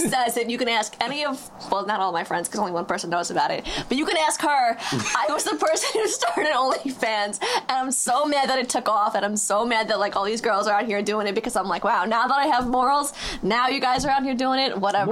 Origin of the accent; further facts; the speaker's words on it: Huntington, New York, United States; I'm 23 years old from Huntington. I live on Long Island